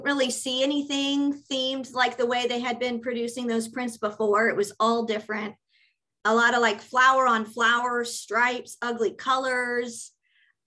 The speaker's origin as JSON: {"language": "English", "town": "Cincinnati", "region": "Ohio", "country": "United States", "said": "I'm from Cincinnati"}